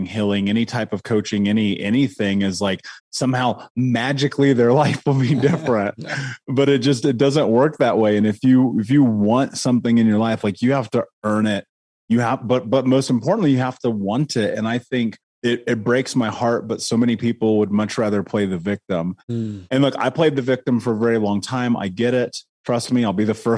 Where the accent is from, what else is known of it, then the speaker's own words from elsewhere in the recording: Indianapolis, Indiana, United States; I grew up in Indianapolis, in Indiana, in America, in the 80s